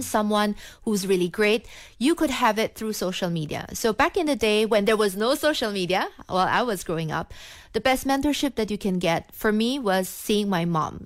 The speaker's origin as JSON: {"language": "English", "country": "Philippines", "tie": "born or raised there", "also_born_or_lived": "Singapore", "moved": "as an adult", "lives_now": "Kuala Lumpur, Malaysia", "said": "I was born in the Philippines, uh, from a Chinese family"}